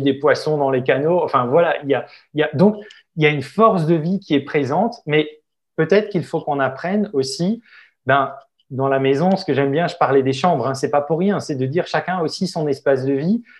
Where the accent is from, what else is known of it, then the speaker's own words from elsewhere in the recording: Alsace, Grand Est, France; chez moi en Alsace